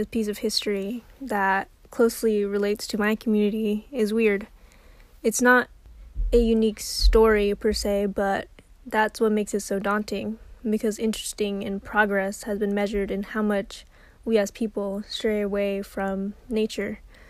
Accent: Santa Barbara County area, California, United States; born or raised there

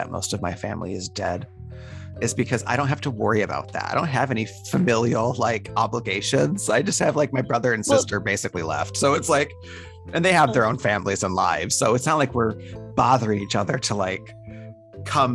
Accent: Detroit, Michigan, United States; moved away; I'm from Detroit, which is not too far from Toronto.

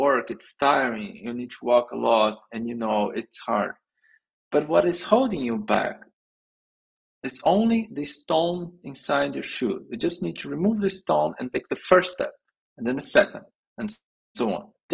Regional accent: Brazil; English is a second language; moved away as an adult; also born or lived in São Paulo, Brazil; I was in my hometown with my parents living there. I was a software developer back then

